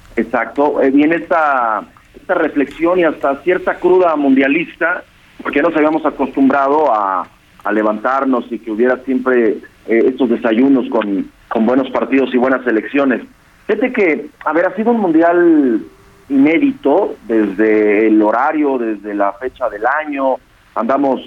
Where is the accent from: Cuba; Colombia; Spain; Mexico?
Mexico; nosotros como, como mexicanos